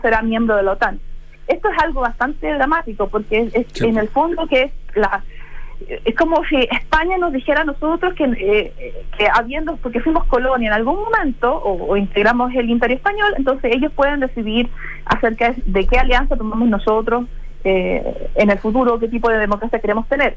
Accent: Chile; como chilenos

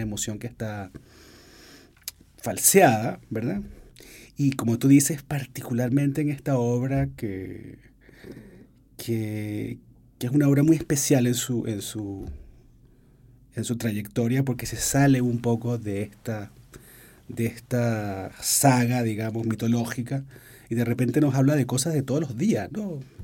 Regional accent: Venezuela; yo soy venezolano

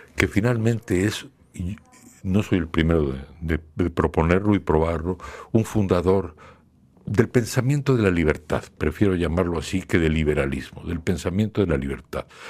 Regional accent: Mexico; en mi país, México

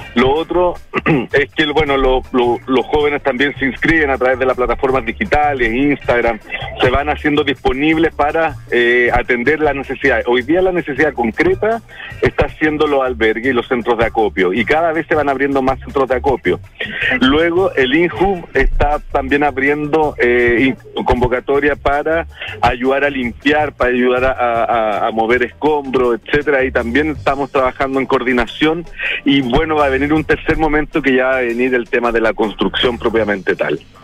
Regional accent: Chile; como sociedad chilena

